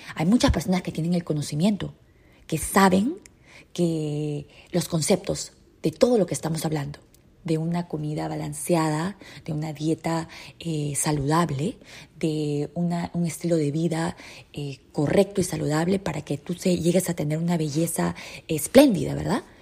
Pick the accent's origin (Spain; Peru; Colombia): Peru; En mi país, en Perú